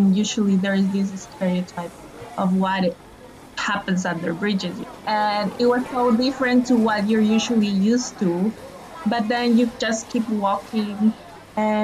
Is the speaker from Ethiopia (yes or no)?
no; Ecuador; now in New York, United States; I'm from Ecuador